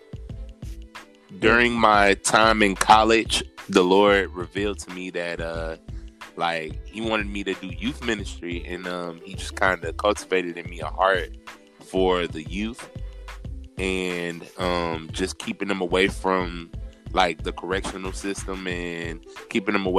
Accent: Chicago, Illinois, United States; I'm from Chicago, Illinois

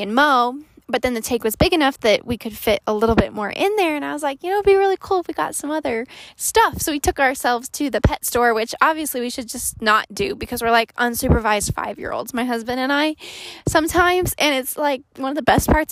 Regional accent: Colorado, United States; born or raised there

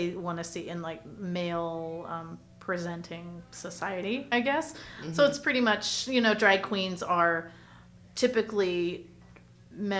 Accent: Orange County, California, United States; moved away as an adult; now in Los Angeles, United States; I'm from Orange County and then okay. transplanted to LA 2012

